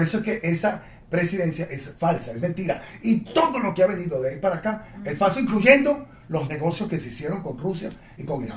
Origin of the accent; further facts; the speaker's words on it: Venezuela; yo lo que soy es un venezolano angustiado